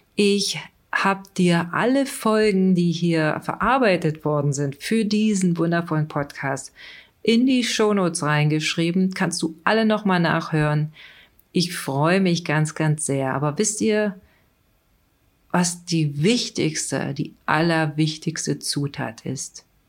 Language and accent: German; East Germany, Germany; die Gebäude in der D D R, die ich kannte